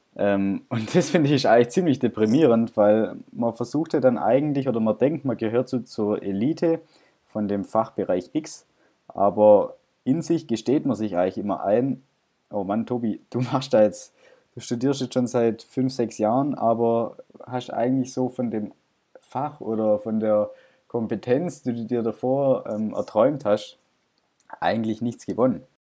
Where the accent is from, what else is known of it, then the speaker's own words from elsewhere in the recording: Stuttgart, Baden-Württemberg, Germany; ich komme aus Stuttgart.